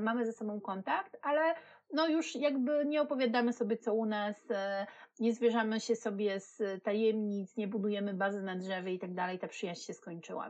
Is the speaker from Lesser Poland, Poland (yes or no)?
no; Wrocław, Lower Silesian Voivodeship, Poland; ja jestem z Wrocławia